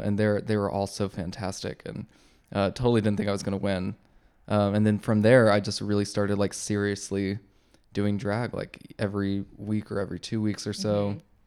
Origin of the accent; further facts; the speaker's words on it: Texas, United States; growing up in Texas